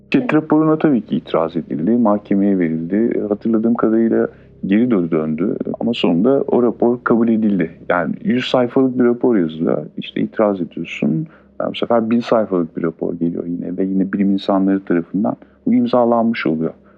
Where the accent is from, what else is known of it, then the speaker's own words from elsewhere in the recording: Çan, Çanakkale, Turkey; Ben buralıyım. Ee, Çam'ın Karadağ köyü